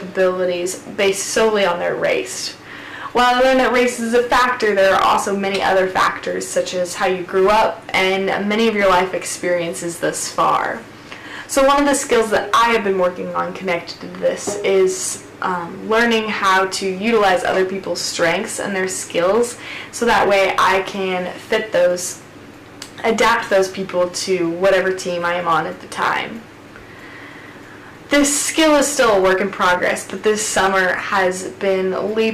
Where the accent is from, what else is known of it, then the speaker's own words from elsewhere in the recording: Norfolk, Nebraska, United States; I am originally from Norfolk, Nebraska